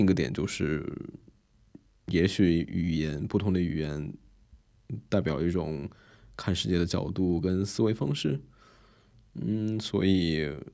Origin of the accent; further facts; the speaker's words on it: China; 作为一个中国人